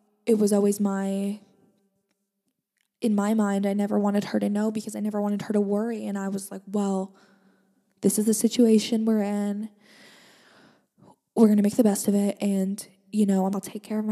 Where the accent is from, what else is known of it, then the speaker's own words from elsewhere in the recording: Langley, British Columbia, Canada; I am from Langley, British Columbia, Canada